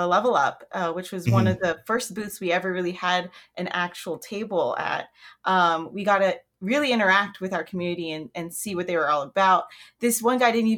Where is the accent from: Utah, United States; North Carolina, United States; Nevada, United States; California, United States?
Nevada, United States; Las Vegas; I was born and raised in Vegas